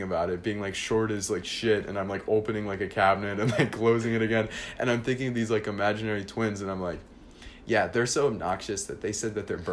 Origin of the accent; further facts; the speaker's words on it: Newport Beach, California, United States; also born or lived in Arizona; I was born in Newport Beach, California